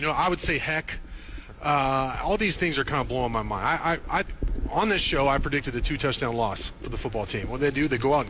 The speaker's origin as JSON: {"language": "English", "town": "Syracuse", "region": "New York", "country": "United States", "said": "Yeah, like a connoisseur, like you do. Yeah. I'm from Syracuse."}